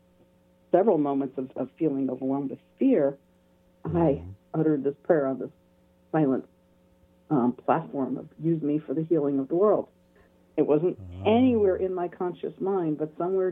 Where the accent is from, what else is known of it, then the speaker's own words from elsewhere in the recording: New York City, New York, United States; I was born in New York City